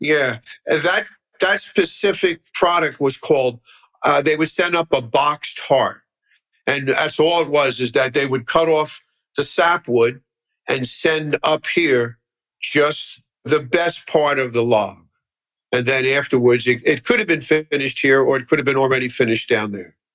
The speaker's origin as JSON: {"language": "English", "town": "Philadelphia", "region": "Pennsylvania", "country": "United States", "tie": "born or raised there", "said": "I grew up in Philly, actually not too far from here up the boulevard at Harbison and the boulevard"}